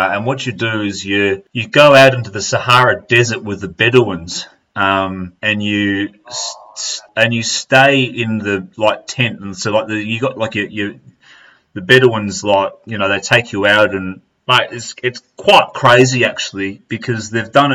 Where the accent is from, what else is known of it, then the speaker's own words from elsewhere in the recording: Melbourne, Victoria, Australia; I've come from Australia